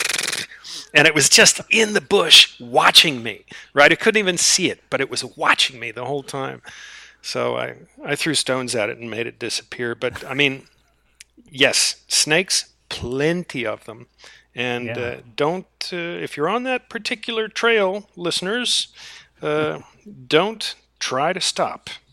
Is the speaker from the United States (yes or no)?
yes; Charlottesville, Virginia, United States; my hometown of, or just outside of my hometown in Virginia, Charlottesville